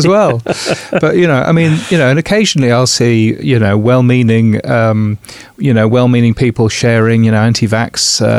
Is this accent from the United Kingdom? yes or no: yes; United Kingdom; moved away as an adult; now in Brisbane, Australia; So I'm a Brit. Obviously born and bred. Worked in various radio stations actually in the UK for a long number of years, and moved to Australia 3.5 years ago.